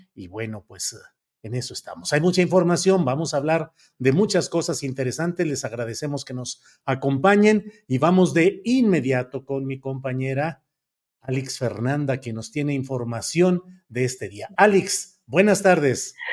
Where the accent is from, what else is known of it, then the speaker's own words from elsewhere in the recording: Torreón, Coahuila, Mexico; moved away; Torreón, Coahuila, mi tierra natal